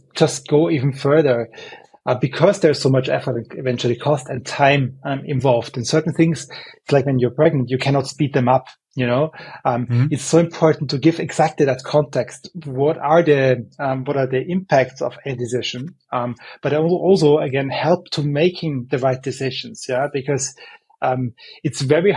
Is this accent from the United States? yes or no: no; Vienna, Austria; I'm from Vienna